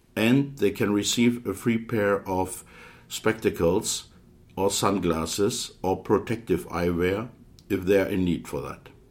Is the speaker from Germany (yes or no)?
yes; Hildesheim, Lower Saxony, Germany; also born or lived in Aalen; I'm a German optometrist I finished my education in 1989 at the Hochschule Aalen in the southern part of uh, Germany, and I am self employed in a specialty contact lens practice in my hometown, Hildesheim, which is in the northern part of Germany